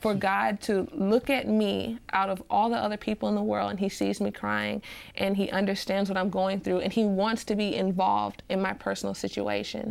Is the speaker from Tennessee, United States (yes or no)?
yes; Nashville, Tennessee, United States; also born or lived in Montgomery, Alabama; I was raised for most of my life in Nashville, Tennessee.